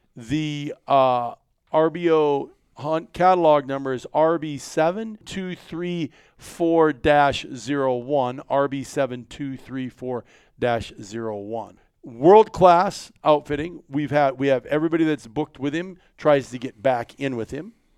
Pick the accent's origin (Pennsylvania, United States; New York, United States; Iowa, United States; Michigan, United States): Iowa, United States; I'm from Iowa